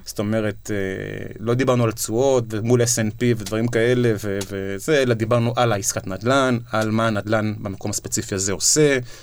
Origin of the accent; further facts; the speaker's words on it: Israel; כי אנחנו ישראלים